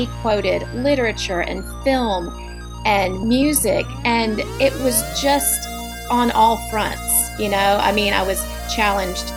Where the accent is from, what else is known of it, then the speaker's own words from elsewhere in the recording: Montgomery, Alabama, United States; moved away as an adult; also born or lived in Birmingham, Alabama / New York City; I grew up in Montgomery, moved to Birmingham for college